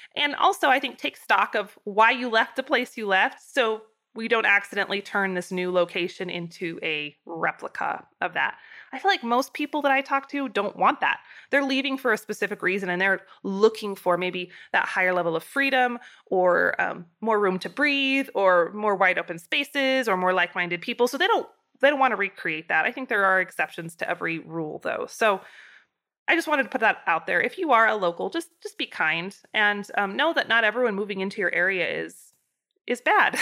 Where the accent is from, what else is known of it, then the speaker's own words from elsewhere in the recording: Idaho, United States; now in Wyoming, United States; growing up in Idaho